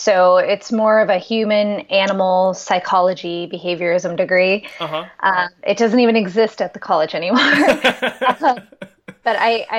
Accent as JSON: {"language": "English", "town": "Pierre", "region": "South Dakota", "country": "United States", "tie": "born or raised there", "said": "And that was just this fascinating place. I love the prairie land, and I grew up right on the Missouri River from about sixth grade until I went to college at South Dakota State University."}